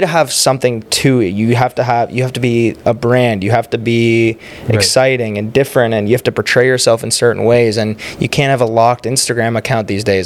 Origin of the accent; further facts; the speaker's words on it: Oakville, Ontario, Canada; also born or lived in Toronto; I was born in Toronto. Both my parents are South African. Mm-hmm. Um, I lived in Toronto. I was like four. Moved to Oakville